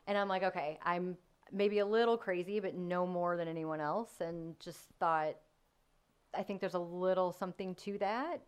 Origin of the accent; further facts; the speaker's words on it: Missouri, United States; also born or lived in North County, Missouri / Baden, St. Louis / DeSoto, Missouri; I've, again, lived here my whole life, daughter of divorced parents, and have been everywhere from North County to DeSoto, Missouri